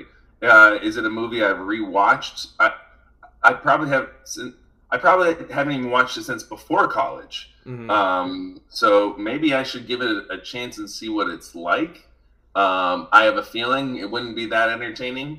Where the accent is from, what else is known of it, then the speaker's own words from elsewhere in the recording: United States; we as Americans